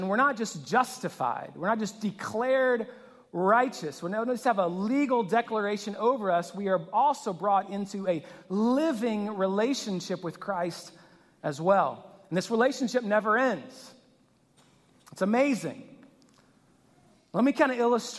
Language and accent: English; Louisiana, United States; I grew up in Louisiana